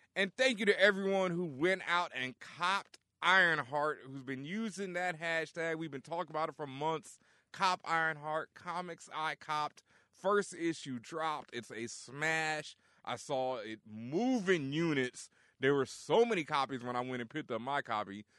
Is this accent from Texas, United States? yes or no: yes; Texas, United States; I'm from Texas.